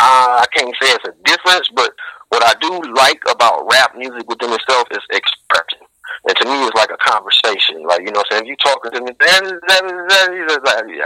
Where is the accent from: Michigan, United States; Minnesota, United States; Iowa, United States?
Michigan, United States; Detroit; I'm from Detroit, Michigan.